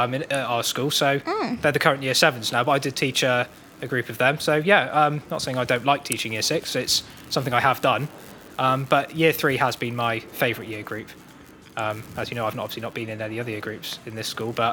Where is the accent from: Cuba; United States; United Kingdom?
United Kingdom; England; But I was born in England, so I'm actually English.